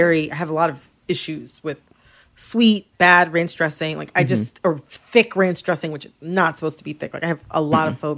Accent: Midwest, United States; now in New York City, United States; I'm from the Midwest

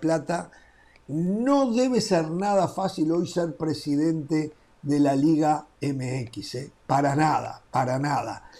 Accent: Uruguay; En mi país, un país de 3.300.000 habitantes

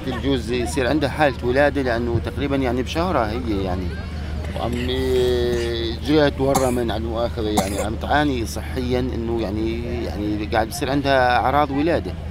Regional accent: Daraa, Daraa Governorate, Syria; moved away; صار لنا 35 يوم احنا طالعين من درعا

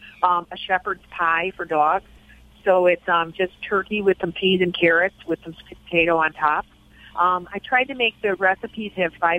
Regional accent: Chicago, Illinois, United States; I am Irish Catholic from the south side of Chicago

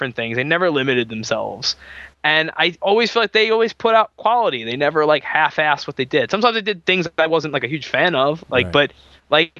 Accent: New York, United States; I'm from New York

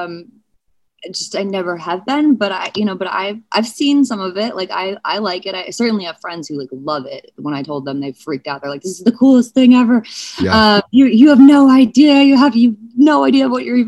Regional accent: St. Louis, Missouri, United States; I was born in St. Louis.

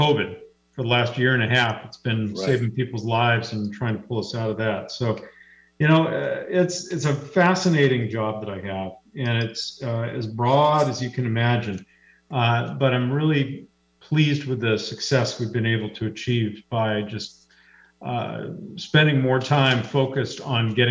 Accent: Seattle, Washington, United States; I was raised here in Seattle

